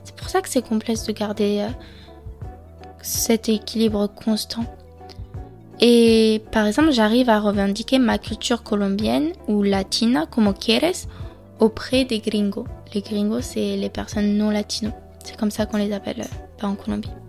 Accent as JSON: {"language": "French", "country": "France", "accent": "French", "said": "Lorsque par exemple je parle espagnol, j'ai peur qu'ils perçoivent mi falta de vocabulario encore mon accent français."}